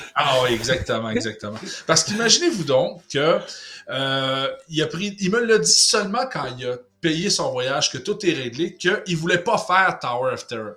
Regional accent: Quebec, Canada; en tant que Québécois

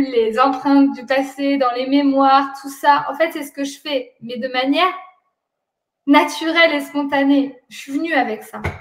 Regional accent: France; moi je suis née en France et grandi en France

